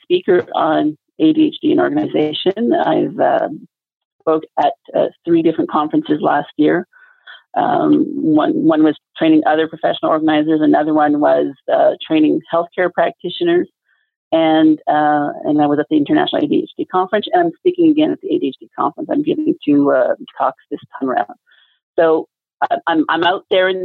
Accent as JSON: {"language": "English", "region": "Quebec", "country": "Canada", "said": "I'm from Quebec, where it's, you know, well, not everybody speaks French in Quebec pretty much."}